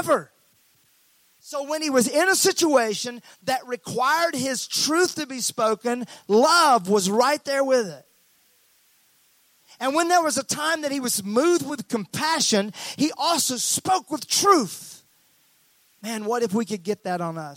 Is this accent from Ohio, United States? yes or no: no; Mississippi, United States; I was raised in Mississippi.